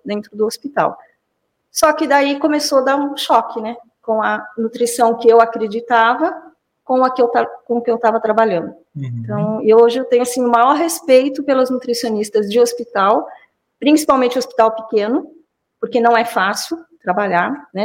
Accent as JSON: {"language": "Portuguese", "town": "São Roque", "region": "São Paulo", "country": "Brazil", "also_born_or_lived": "Campinas", "said": "eu não saí de São Roque, né? Fiquei dire... me formei, morei em Campinas na, na época da graduação e voltei para São Roque."}